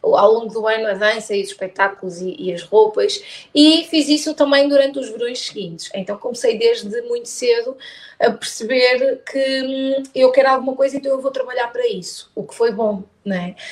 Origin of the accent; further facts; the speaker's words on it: Póvoa de Varzim, Porto District, Portugal; also born or lived in Braga; Eu sou da Póvoa, ou melhor, eu nasci em Braga, mas eu vivo desde os dois anos na Póvoa de Varzim.